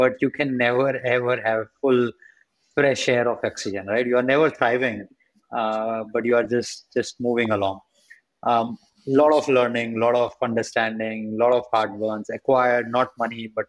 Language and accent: English; India; as an Indian